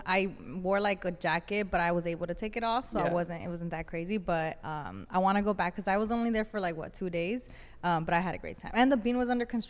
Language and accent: English; Los Angeles, California, United States; I'm from LA.